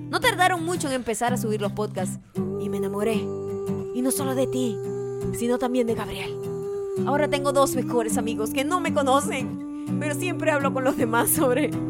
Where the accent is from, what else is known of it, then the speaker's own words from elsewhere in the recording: Venezuela; moved away as an adult; also born or lived in Dublin; now in Madrid, Spain; me hizo recordar mi primera entrevista de trabajo en Madrid. Yo {S2} venía de Dublín {S0} pero soy de Venezuela.